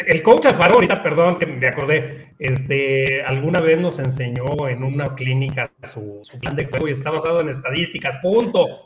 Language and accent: Spanish; Guadalajara, Jalisco, Mexico; moved away; los Borreos Guadalajara, allá en mi tierra